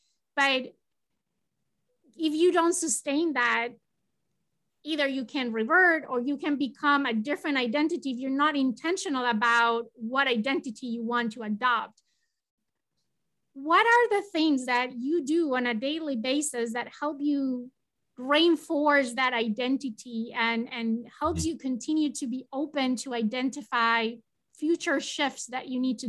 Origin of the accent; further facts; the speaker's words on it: Spain; English is a second language; I'm originally from Spain and they were leaving Spain and they were going to come and we were going to all celebrate together.